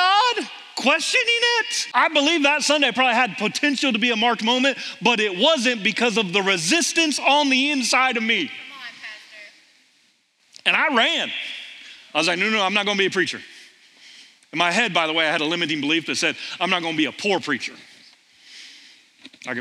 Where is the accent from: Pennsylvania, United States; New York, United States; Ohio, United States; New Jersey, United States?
Ohio, United States; Millersport; Grew up in Millersport, Ohio, middle of the cornfields of Ohio, about 40 miles east of Columbus